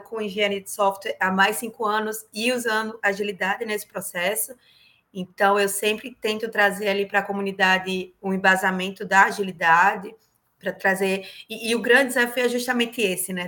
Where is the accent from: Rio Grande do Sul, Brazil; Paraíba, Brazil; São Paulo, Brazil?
Paraíba, Brazil; moved away as an adult; also born or lived in Curitiba, Brazil; now in Corpus Christi, United States; sou paraibana